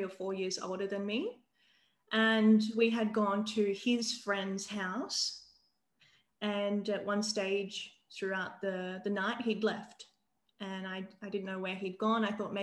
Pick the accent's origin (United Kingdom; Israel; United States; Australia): Australia; Adelaide, South Australia; moved away as an adult; now in Sydney, Australia; I'm from Adelaide, and I grew up there